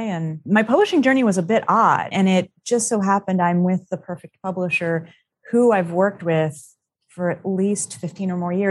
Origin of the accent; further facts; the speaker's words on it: Florida, United States; The funny thing is, mostly where I grew up in Florida were urban areas. I was often not that far from the Everglades.